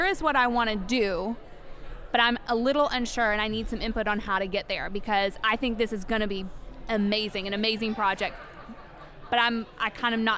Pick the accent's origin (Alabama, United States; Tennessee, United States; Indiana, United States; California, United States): Tennessee, United States; Gatlinburg; I grew up in Gatlinburg.